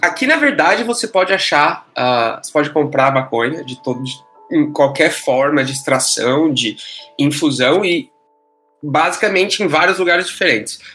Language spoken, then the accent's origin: Portuguese; São Paulo, Brazil; moved away as an adult; now in Toronto, Canada; eu cresci em São Paulo